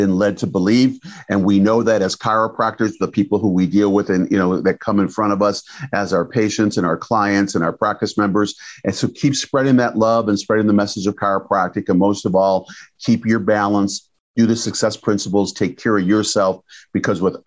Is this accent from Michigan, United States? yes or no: yes; Detroit, Michigan, United States; I'm from Detroit